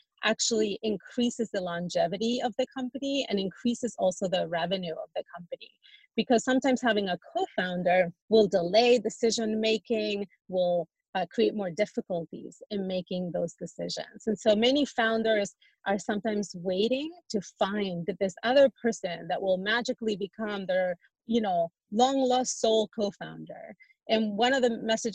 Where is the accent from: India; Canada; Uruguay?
Uruguay; now in United States; I'm a woman, I'm an immigrant from Uruguay